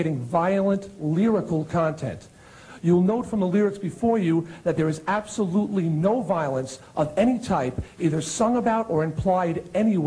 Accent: Long Island, New York, United States; my hometown newspaper on Long Island

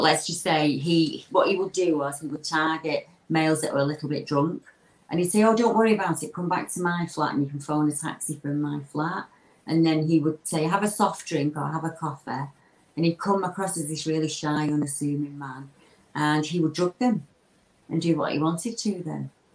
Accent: Lancashire, North West England, United Kingdom; I'm the …. I'm from Lancashire in the, the UK

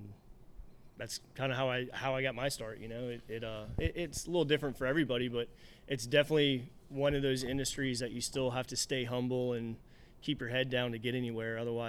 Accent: Charleston, South Carolina, United States; I grew up in Charleston.

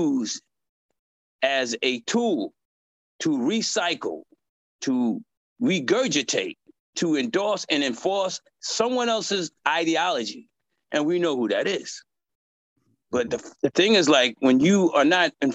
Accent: New York, United States; moved away as an adult; now in California, United States; I'm from New York, lived there all my life. And I moved to Cali

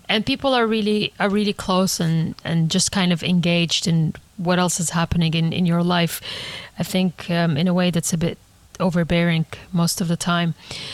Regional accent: Egypt; also born or lived in Saudi Arabia; So home, I grew up in different places. So again, the idea of home was always there for me. I grew up between Egypt and Saudi Arabia.

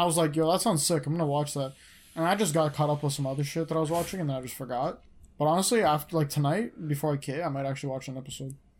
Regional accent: Canada; I'm from Canada

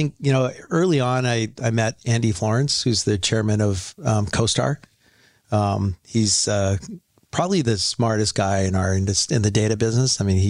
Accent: North Vancouver, British Columbia, Canada; Yeah, I'm from, I went to Carson Graham High in North Vancouver.

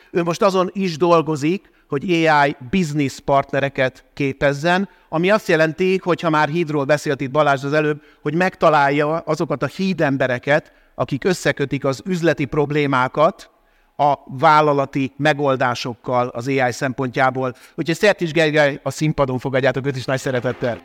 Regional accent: Budapest, Hungary; én Óbudán voltam gyerek

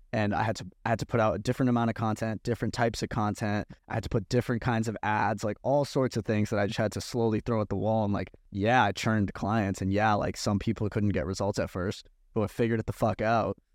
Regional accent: Massachusetts, United States; where I grew up in Massachusetts

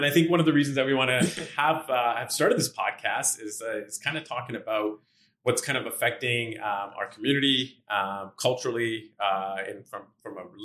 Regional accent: Edmonton, Alberta, Canada; uh, born and raised in Edmonton. Uh, been here for almost 40 years

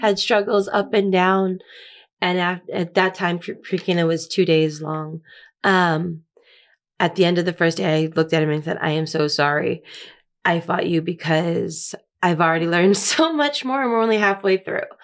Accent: Massachusetts, United States; moved away as an adult; now in Laredo, United States; So I lived in the same town my whole life. I was born in the same hospital that my dad was born

